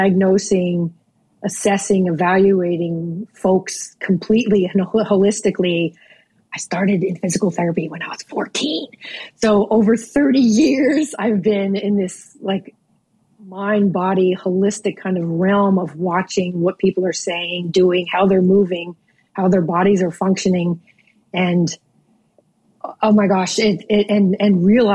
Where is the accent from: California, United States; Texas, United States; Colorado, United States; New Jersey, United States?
New Jersey, United States; now in Norfolk, Virginia, United States; growing up in New Jersey